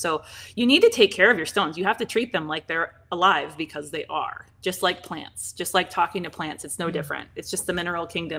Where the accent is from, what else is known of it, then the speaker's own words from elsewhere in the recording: Pacific Northwest, United States; I didn't hear about it growing up because I didn't grow up out here. I grew up in the Pacific Northwest